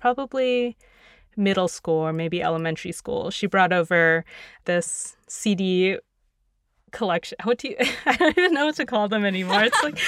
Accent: Hudson, Ohio, United States; A lot of people, you know, just assume I'm from California. It's like that old cliche. But no, we ended up in Ohio.

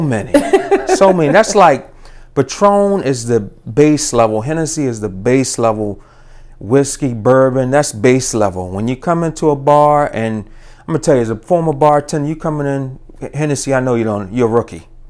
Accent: Baltimore, Maryland, United States; also born or lived in Virginia; born and raised in Baltimore, uh, lived in Virginia, went to Virginia State

